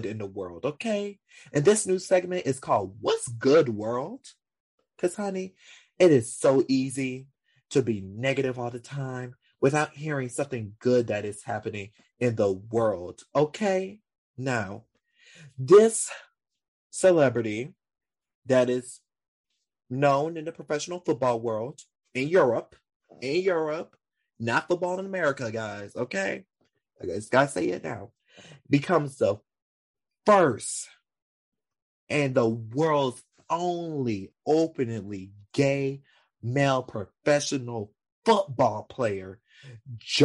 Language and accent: English; Louisiana, United States; I'm from Louisiana South too, and I know the gay community around here